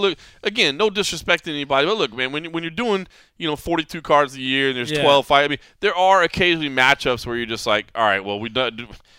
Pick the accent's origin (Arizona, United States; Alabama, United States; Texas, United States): Texas, United States; Dallas; now in Las Vegas, United States; I mean, Vegas is where I live now, and it is my hometown now at this point. But I was born and raised in Dallas, and my family's still there